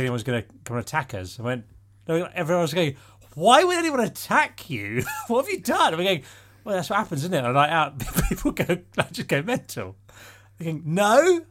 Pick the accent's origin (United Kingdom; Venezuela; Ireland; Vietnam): United Kingdom; Isle of Sheppey, Kent, South East England; I'm from the Isle of Sheppey in Kent